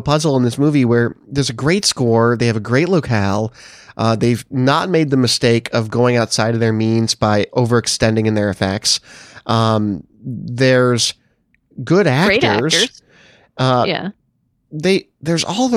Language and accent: English; Chicago, Illinois, United States; as a Chicagoan